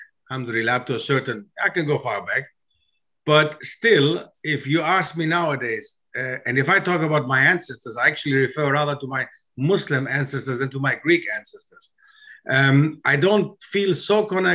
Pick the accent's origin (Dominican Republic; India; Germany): Germany; It was not easy as a foreigner growing up in Germany to reach the stage where I've reached.